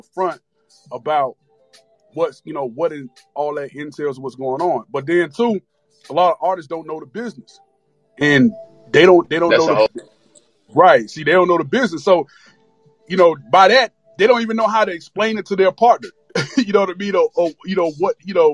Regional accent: Miami, Florida, United States; I'm from Miami

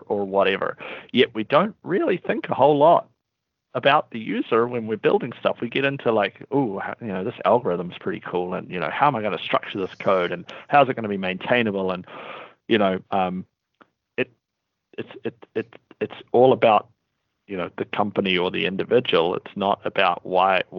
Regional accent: Wellington, New Zealand; accent: New Zealand; We're headquartered out of Wellington, New Zealand, which is also where my accent is from

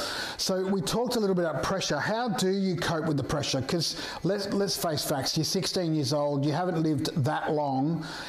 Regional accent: Perth, Western Australia, Australia; moved away as an adult; I too am from Perth originally, but we moved over here about 15 years, 20 years ago.

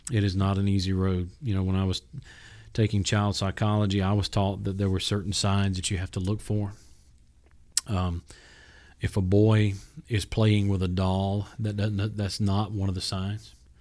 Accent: South Georgia, United States; having been born and raised in South Georgia

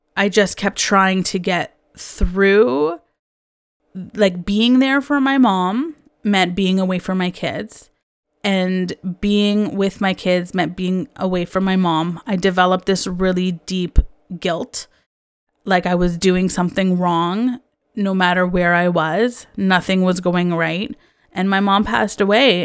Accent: Canada; I also was born and raised in Canada

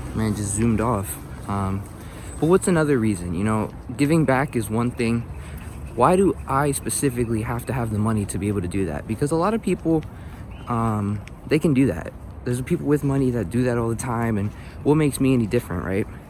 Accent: Philadelphia, Pennsylvania, United States; I was born and raised in North Philadelphia, um, also known as the Badlands

